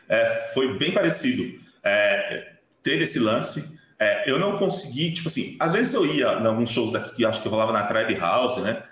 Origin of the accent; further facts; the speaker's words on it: Osasco, São Paulo, Brazil; a minha infância foi toda, tipo, no Jardim Veloso, em Osasco